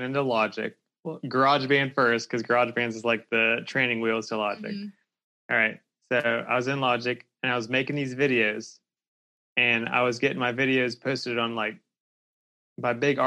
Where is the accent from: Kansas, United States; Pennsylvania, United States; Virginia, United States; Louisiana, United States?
Pennsylvania, United States; about an hour south of Pittsburgh; now in Louisville, United States; Pennsylvania, about an hour south of Pittsburgh